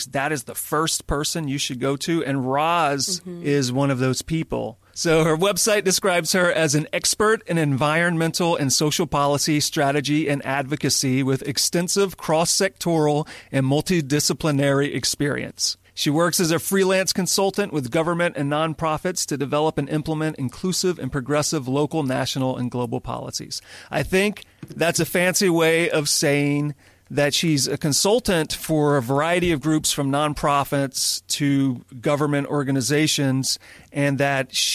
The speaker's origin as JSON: {"language": "English", "region": "Louisiana", "country": "United States", "moved": "yes", "lives_now": "California, United States", "said": "I live in California. I'm originally from Louisiana"}